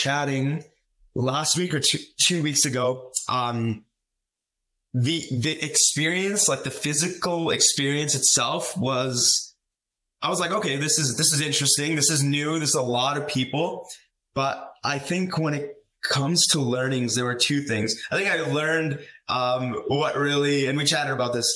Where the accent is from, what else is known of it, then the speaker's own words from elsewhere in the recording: Calgary, Alberta, Canada; being in Calgary, my hometown